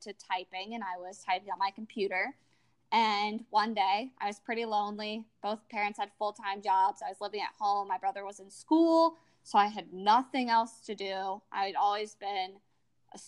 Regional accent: Little Rock, Arkansas, United States; I'm from Little Rock, Arkansas in the United States

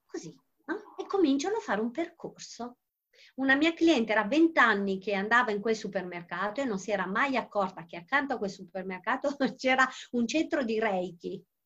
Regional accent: Calabria, Italy; moved away; al mare in Calabria perché io sono calabrese.

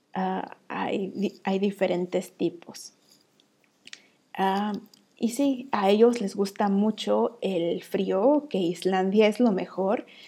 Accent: Mexico; now in Iceland; Estoy ahí como la mexicana

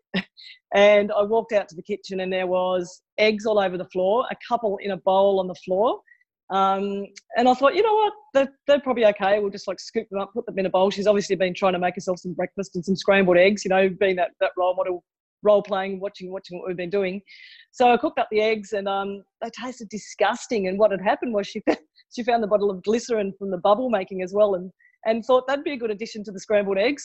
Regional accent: Tasmania, Australia; moved away; I grew up in Tasmania and then I moved around a lot around Australia. I've lived in four different states.

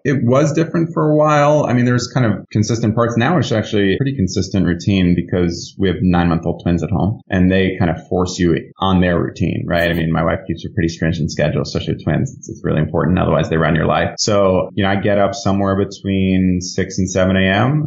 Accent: Connecticut, United States; also born or lived in New York; I was born in New York. I was raised in Connecticut and born and bred in the Northeast

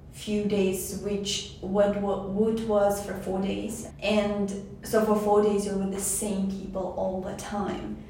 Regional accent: Tajikistan; now in Walla Walla, United States; I come from Tajikistan. I'm an international student

